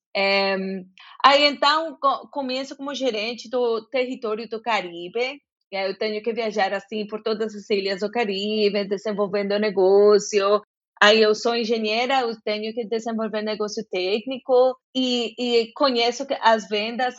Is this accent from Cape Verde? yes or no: no; Bogotá, Colombia; Portuguese is a second language; moved away as an adult; also born or lived in Jacareí, São Paulo, Brazil; eu sou bogotana